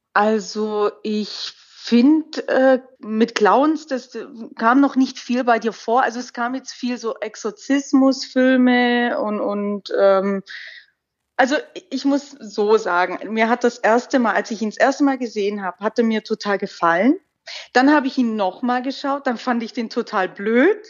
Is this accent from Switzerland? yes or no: no; Swabia, Baden-Württemberg, Germany; accent: Swabian; ich habe ja einen schwäbischen Akzent ein klein wenig